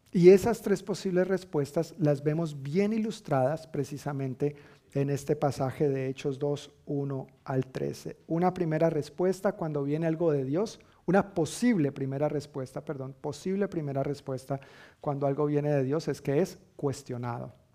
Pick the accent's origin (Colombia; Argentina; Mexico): Colombia; now in United States; decimos en Colombia